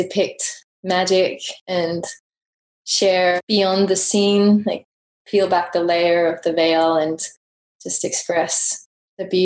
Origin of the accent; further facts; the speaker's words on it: England, United Kingdom; moved away; growing up in England, I did go to quite a lot of art galleries